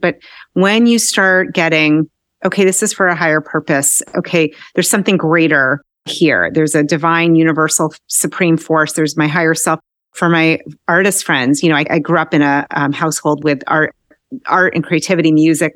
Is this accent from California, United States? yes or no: no; Newton, Massachusetts, United States; I grew up outside of Boston in Newton